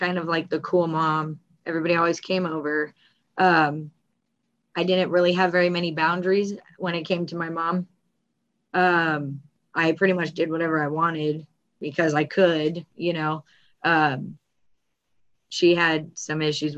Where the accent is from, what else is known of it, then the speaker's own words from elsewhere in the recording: Glendale, California, United States; I was born in Glendale. We lived in the same spot till I was about 14.